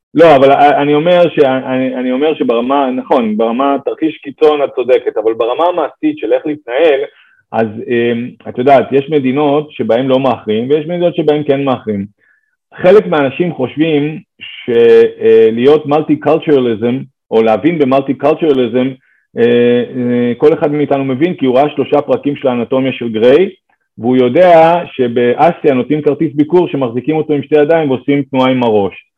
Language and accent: Hebrew; Israel